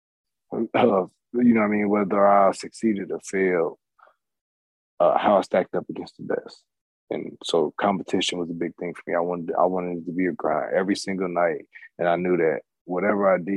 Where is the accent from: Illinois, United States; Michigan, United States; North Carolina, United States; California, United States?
Illinois, United States; My home state school